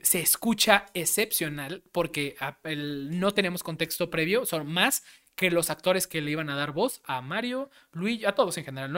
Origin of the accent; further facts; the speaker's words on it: Mexico; somos mexicanos